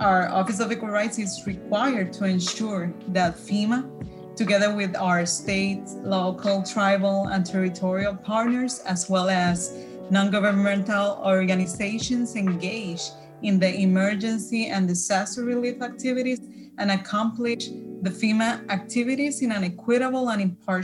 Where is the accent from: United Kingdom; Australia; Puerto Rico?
Puerto Rico; English is a second language; I'm original from Puerto Rico